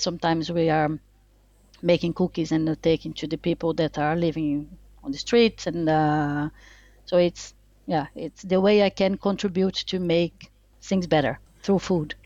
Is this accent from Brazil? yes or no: yes; Brazil; English is a second language; moved away as an adult; also born or lived in France; now in Bristol, United Kingdom; I was born in Brazil. Uh, I'm French. I'm Brazilian French. I was born in Brazil and then moved to France when I was 18